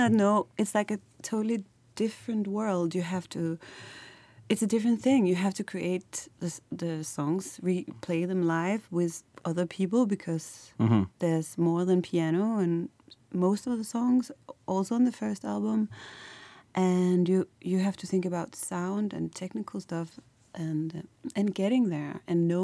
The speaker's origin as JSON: {"language": "English", "town": "Copenhagen", "region": "Capital Region of Denmark", "country": "Denmark", "moved": "as an adult", "lives_now": "Berlin, Germany", "said": "I'm based in Berlin, but I'm from Copenhagen in Denmark"}